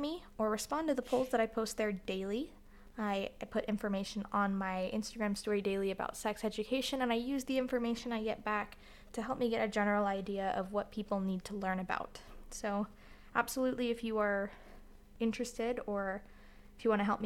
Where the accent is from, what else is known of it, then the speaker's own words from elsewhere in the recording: Florida, United States; now in Utah, United States; I live in Utah right now, but I'm from Florida